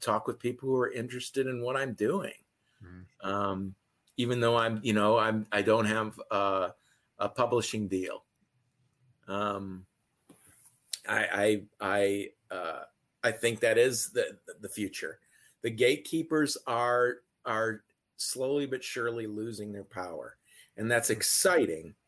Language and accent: English; Detroit, Michigan, United States; I'm from the Detroit area